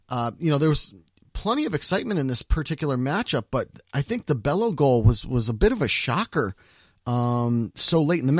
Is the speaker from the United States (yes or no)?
yes; East Hartford, Connecticut, United States; my hometown, East Hartford, Connecticut.